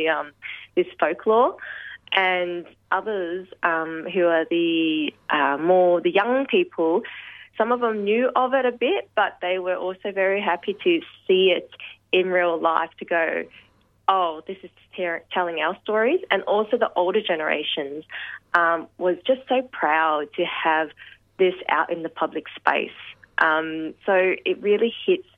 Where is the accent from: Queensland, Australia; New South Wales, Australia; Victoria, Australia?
Victoria, Australia; Melbourne; I was born in Footscray Hospital, lived my whole life in the western suburbs